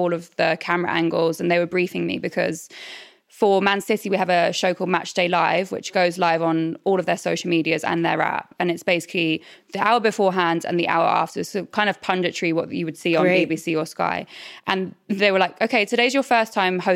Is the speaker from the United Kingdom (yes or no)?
yes; Norwich, East of England, United Kingdom; moved away; I'm from Norwich originally.